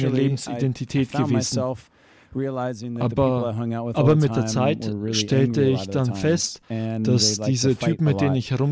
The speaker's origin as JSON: {"language": "German", "region": "Georgia", "country": "United States", "tie": "born or raised there", "moved": "yes", "said": "Ich wurde in Georgia geboren, im Südosten von Amerika, in der Nähe von Florida. Bin in einer großen Familie aufgewachsen, mit sechs Jungen und zwei Mädchen."}